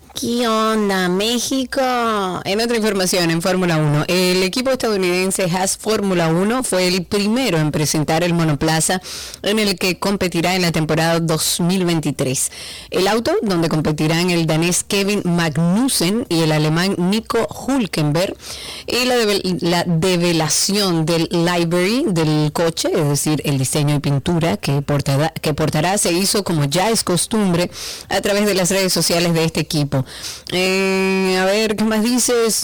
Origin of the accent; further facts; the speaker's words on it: Dominican Republic; somos todos dominicanos